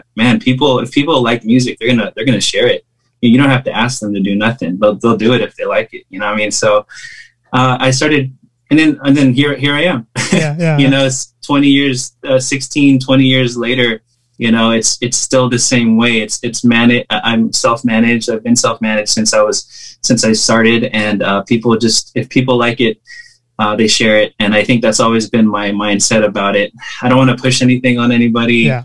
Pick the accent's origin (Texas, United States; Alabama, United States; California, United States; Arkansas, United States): California, United States; Bay Area